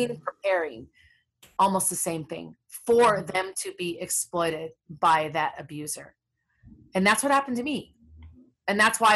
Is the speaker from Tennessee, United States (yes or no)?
no; Minneapolis, Minnesota, United States; I'm from Minneapolis, where all the crazy stuff's going on right now. That neighborhood actually was with the neighborhood I grew up